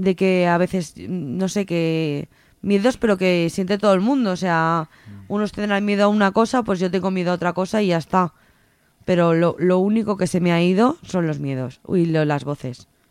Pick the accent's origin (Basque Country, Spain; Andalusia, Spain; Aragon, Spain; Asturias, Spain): Aragon, Spain; Teruel; moved away as an adult; now in Zaragoza, Spain; yo, vivía en Teruel, eh, yo soy de Teruel y me vine a estudiar aquí a Zaragoza